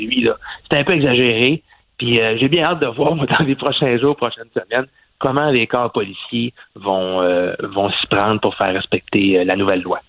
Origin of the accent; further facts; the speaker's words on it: Quebec, Canada; chez nous au Québec